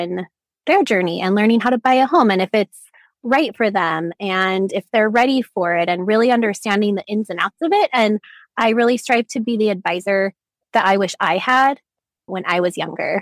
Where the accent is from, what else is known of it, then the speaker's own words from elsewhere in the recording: Utah, United States; I was born and raised in Utah